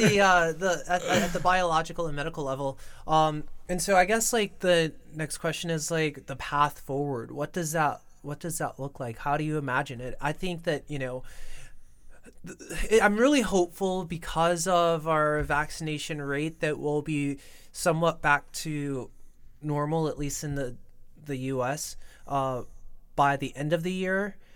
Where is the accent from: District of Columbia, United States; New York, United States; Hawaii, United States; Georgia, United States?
New York, United States; I was born and raised in New York